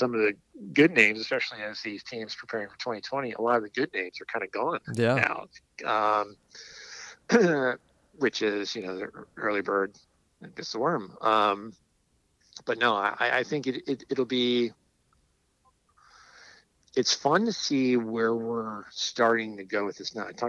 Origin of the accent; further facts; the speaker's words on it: Albuquerque, New Mexico, United States; now in New Mexico, United States; Even though I'm not Hispanic, mariachi speaks to me because I live in New Mexico, or I'm from Albuquerque.